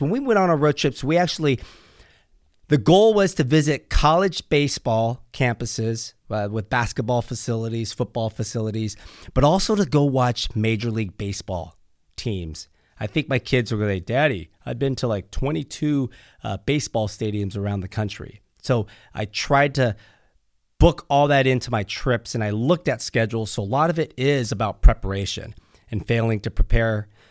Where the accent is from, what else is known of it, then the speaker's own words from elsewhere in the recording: Pleasanton, California, United States; now in Newport Beach, United States; I grew up in Pleasanton, California. That's in Northern California